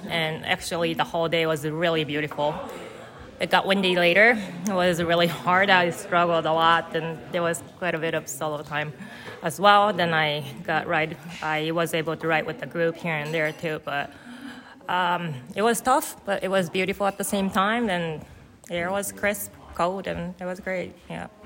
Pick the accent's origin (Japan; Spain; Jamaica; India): Japan; Sapporo, Hokkaido; English is a second language; moved away as an adult; also born or lived in Chicago suburbs, United States; now in Chicago, United States; I am originally from Japan. Uh, my hometown is Sapporo, Sapporo, Japan, and I currently live in Chicago suburbs